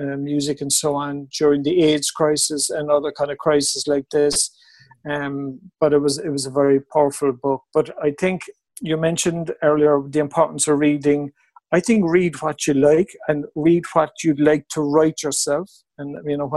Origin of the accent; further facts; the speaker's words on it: Mallow, Munster, Ireland; now in Cork, Ireland; I grew up in Mallow, but I moved to Cork when I was about 18